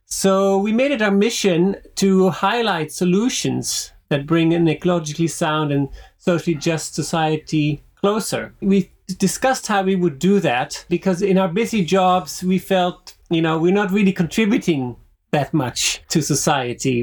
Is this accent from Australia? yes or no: no; Switzerland; moved away; also born or lived in Netherlands / United States / France / Finland; dual background of from the Netherlands but growing up in Switzerland